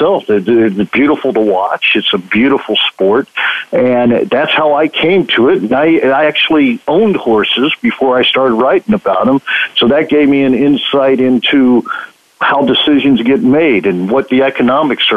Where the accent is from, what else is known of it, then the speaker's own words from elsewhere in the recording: Kansas City, Missouri, United States; I grew up in Kansas City